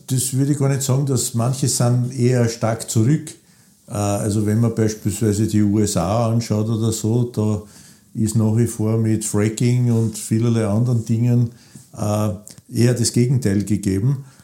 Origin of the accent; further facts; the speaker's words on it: Burgenland, Austria; ich bin auch Burgenländer